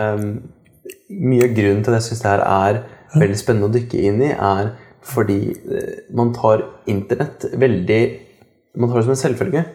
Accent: Kongsberg, Buskerud, Norway; moved away; jeg kommer fra Kongsberg sjøl

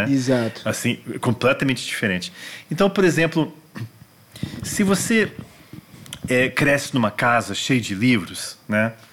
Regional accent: Washington, District of Columbia, United States; Então eu cresci nos Estados Unidos. Washington é a capital mundial dos museus.

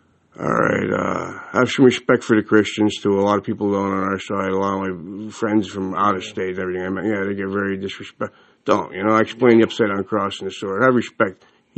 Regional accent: Ireland; my most important holiday coming up as an Irishman is Halloween

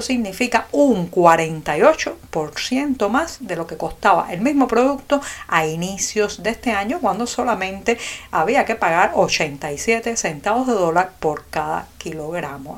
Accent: Cuba

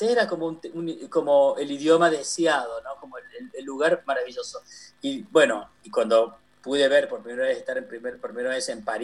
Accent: Argentina; born or raised there

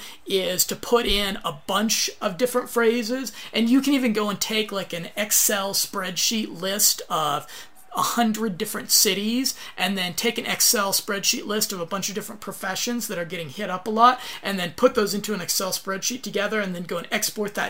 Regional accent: United States; I'm American.

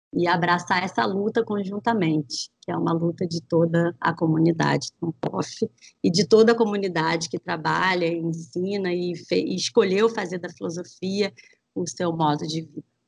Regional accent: Brazil; matrizes que nos compõem, né, enquanto brasileiros e brasileiras

